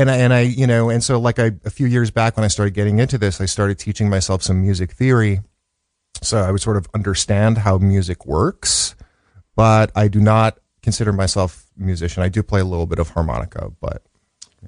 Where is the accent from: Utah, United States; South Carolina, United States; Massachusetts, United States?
Massachusetts, United States; Arlington; born or raised there; moved away; also born or lived in Brookline, Massachusetts / Los Angeles